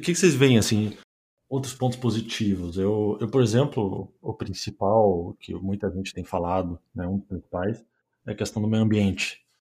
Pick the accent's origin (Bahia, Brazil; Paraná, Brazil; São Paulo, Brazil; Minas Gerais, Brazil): Paraná, Brazil; Curitiba; moved away as an adult; now in Germany; eu sou de Curitiba